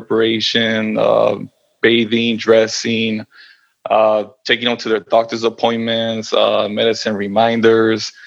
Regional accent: Los Angeles, California, United States; I was born and raised in Los Angeles and California

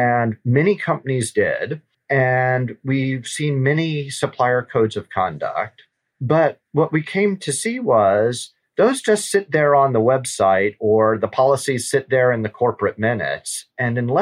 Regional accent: Louisiana, United States; I'm from Louisiana

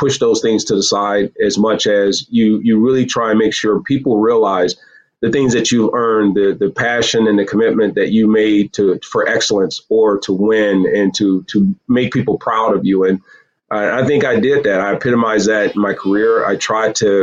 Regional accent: Virginia, United States; also born or lived in Michigan; now in Southeast Michigan, United States; born in Virginia, raised in Michigan.

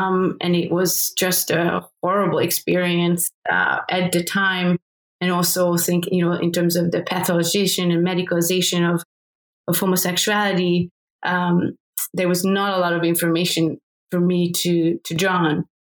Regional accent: Hungary; So I grew up in Hungary, still under state socialism

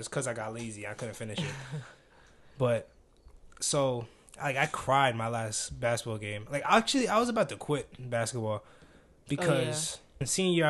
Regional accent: East Coast, United States; because, like, we're from the East Coast, so your teammates were mostly from the West Coast

